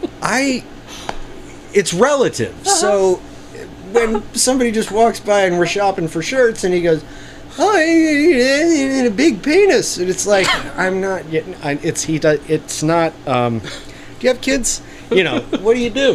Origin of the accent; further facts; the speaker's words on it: Kansas City, United States; I'm from Kansas City